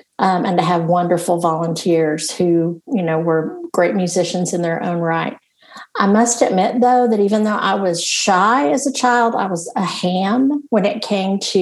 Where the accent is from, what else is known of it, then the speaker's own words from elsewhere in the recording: Tennessee, United States; moved away as an adult; also born or lived in Houston, Texas; now in Vestavia Hills, United States; when I was in college at the University of Tennessee as an undergraduate, I grew up in my hometown was about 30 minutes from there